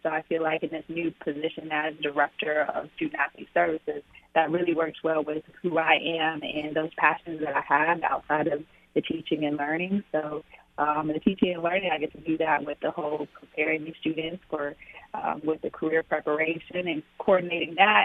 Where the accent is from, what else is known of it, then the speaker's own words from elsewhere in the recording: Arkansas, United States; moved away; born and raised, um, in Arkansas